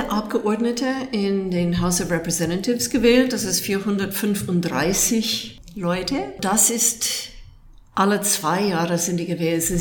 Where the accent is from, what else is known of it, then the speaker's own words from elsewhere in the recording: Italy; now in Germany; Das kann ich als Italienerin übrigens sehr gut nachvollziehen.